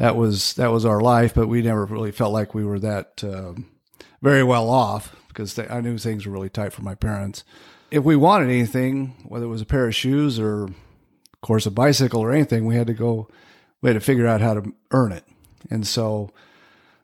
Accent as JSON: {"language": "English", "town": "Medford", "region": "Oregon", "country": "United States", "tie": "born or raised there", "also_born_or_lived": "Salmon, Idaho / Ely, Nevada / Richfield, Utah / Central Point, Oregon", "moved": "yes", "said": "I spent the rest of growing up years in Medford"}